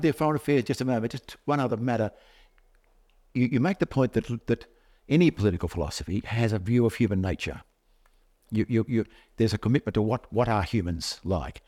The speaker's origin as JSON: {"language": "English", "country": "Australia"}